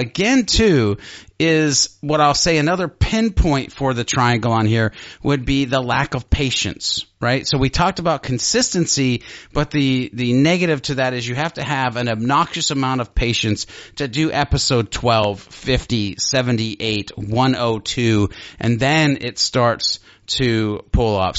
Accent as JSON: {"language": "English", "region": "Ohio", "country": "United States", "said": "I'm from Ohio."}